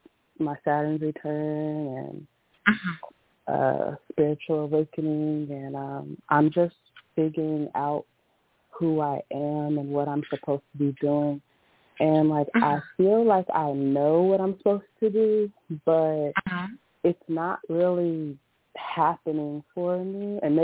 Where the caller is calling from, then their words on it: Woodbridge, Virginia, United States; I'm calling from Woodbridge, Virginia.